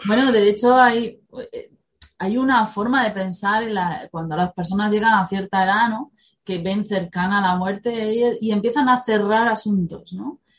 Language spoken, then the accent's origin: Spanish; Spain; nuestra guerra civil